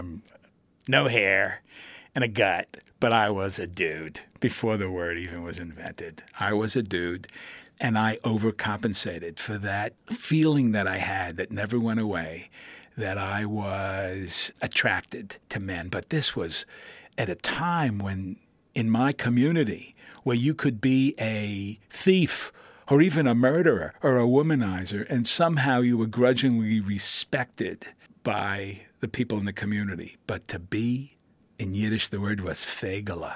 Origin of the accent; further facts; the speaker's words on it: New York City, New York, United States; I was born in the Bronx, first generation. When my mother saw me and saw those curls, I was dubbed the Shirley Temple of the Bronx.